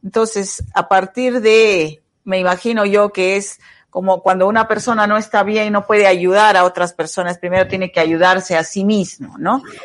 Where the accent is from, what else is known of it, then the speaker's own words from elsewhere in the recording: Arequipa, Peru; deberíamos los arequipeños